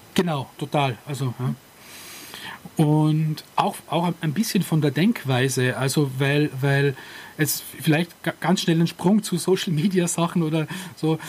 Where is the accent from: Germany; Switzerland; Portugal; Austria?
Austria; bei uns in Österreich